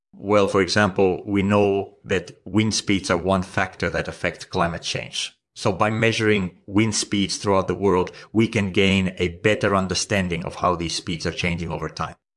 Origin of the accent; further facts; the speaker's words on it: Estonia; I grew up in Estonia